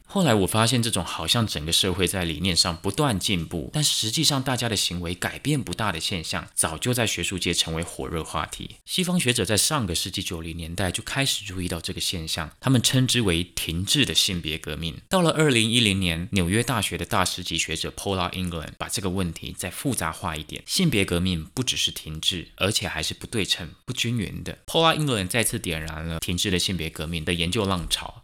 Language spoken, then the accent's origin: Chinese; Taiwan; 身为台湾人